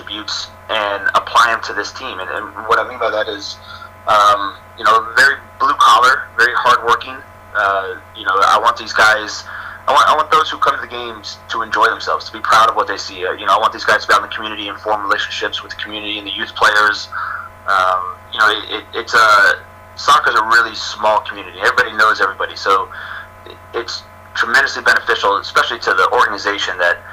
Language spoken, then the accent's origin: English; Northern Virginia, United States; now in Syracuse, United States; growing up in the Northern Virginia area